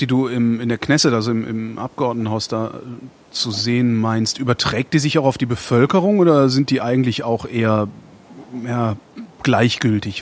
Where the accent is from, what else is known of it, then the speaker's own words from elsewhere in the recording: Germany; ich bin Deutscher und wohne in Deutschland